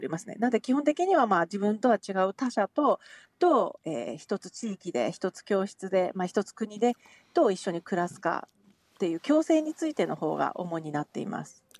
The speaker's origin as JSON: {"language": "Japanese", "region": "Hiroshima", "country": "Japan", "tie": "born or raised there", "moved": "as an adult", "lives_now": "Tokyo, Japan", "said": "私広島出身でですね19歳の時に東京に、えーと、上京してくるんですが"}